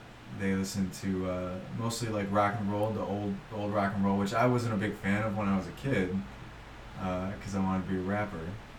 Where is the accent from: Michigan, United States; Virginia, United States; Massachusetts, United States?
Michigan, United States; Brighton; growing up in Brighton